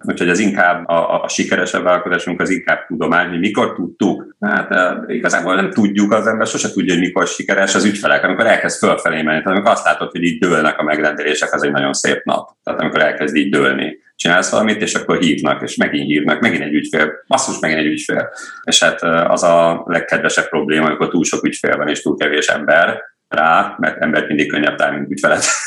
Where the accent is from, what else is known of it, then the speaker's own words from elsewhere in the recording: Cegléd, Pest, Hungary; also born or lived in Nagykőrös; Ö, én Nagykörösön születtem, de Cegléden éltünk